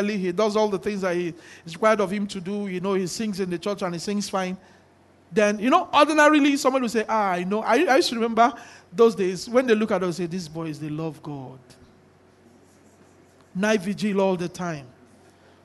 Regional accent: Nigeria; we are all from Nigeria

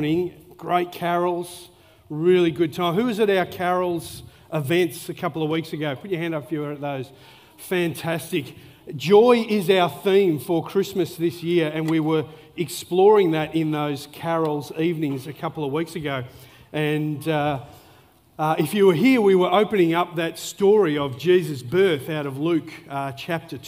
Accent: Melbourne, Victoria, Australia; moved away; I grew up in Melbourne

